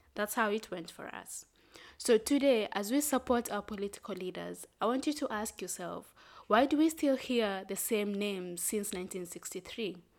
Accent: Kenya; I'm proudly Kenyan

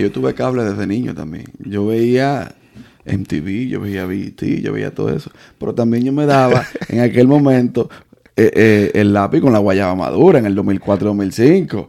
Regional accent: Dominican Republic; born or raised there

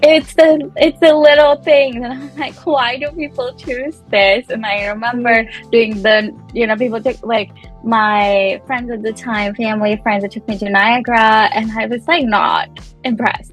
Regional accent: Punjab, India; moved away as an adult; also born or lived in Chandigarh, India; now in Canada; I am Punjabi. I was born and brought up in Punjab.

